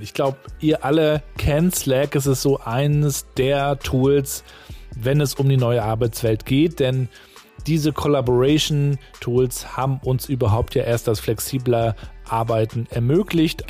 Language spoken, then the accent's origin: German; Northern Germany, Germany; also born or lived in Hamburg; Du bist ja Nordlicht, so wie ich auch